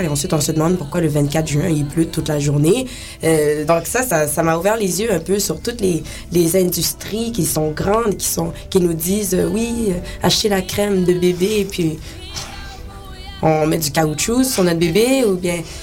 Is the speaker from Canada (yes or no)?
no; Haiti; je suis haïtienne